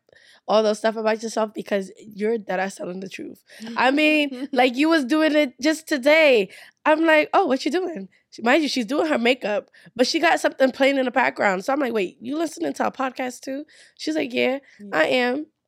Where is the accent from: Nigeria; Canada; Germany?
Nigeria; Oh, well, we're a Nigerian. Nigerians say, you people, do not be offended.